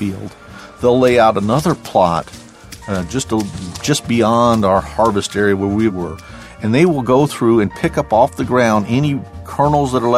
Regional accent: deep southern Illinois, United States; now in Washington, D.C., United States; I grew up in, I always call it deep southern Illinois

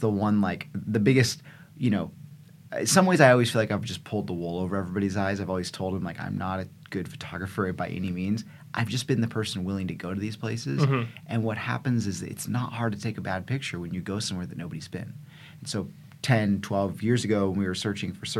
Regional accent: California, United States; I grew up in California

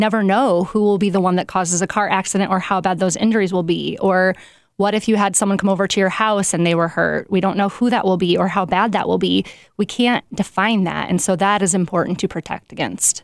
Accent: South Bend, Indiana, United States; I am from South Bend

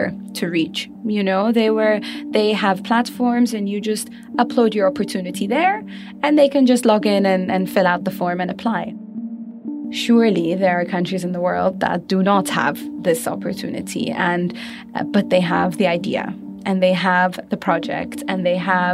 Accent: Bahrain; I'm from Bahrain, and I'm part of the Expo Live team

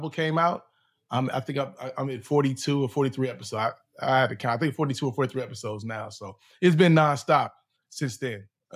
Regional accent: Chicago, Illinois, United States; I'm from Chicago

